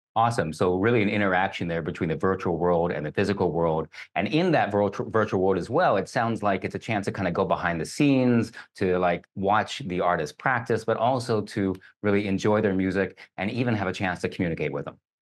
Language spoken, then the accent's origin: English; Kentucky, United States; I grew up in Kentucky